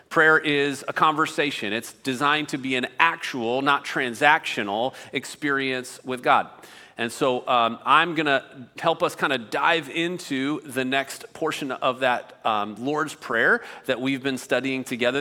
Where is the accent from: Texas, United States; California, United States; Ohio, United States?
Ohio, United States; outside of Cleveland; moved away; I grew up outside of Cleveland, Ohio